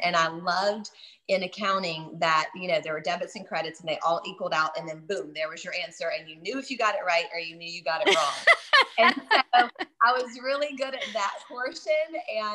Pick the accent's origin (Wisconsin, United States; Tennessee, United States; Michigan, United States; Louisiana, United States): Louisiana, United States; New Orleans; I'm from New Orleans